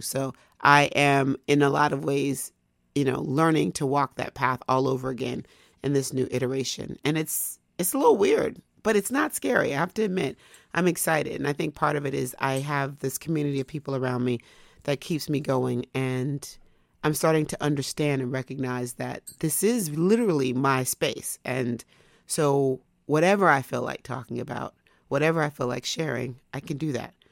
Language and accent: English; United States; as an American